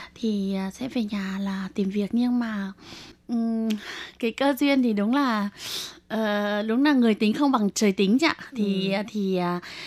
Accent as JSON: {"language": "Vietnamese", "country": "Vietnam", "moved": "as an adult", "lives_now": "Taiwan"}